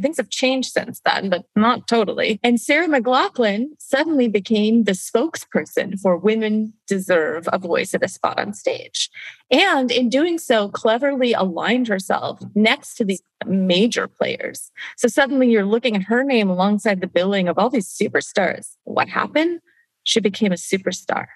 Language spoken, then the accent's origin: English; Canada; I'm Canadian, I grew up in Canada